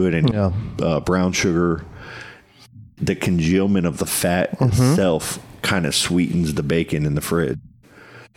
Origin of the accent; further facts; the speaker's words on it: Titusville, Florida, United States; Hospital. I was born there